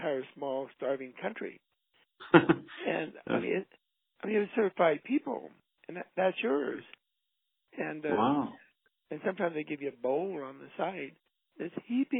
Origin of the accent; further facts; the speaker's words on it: United States; As an American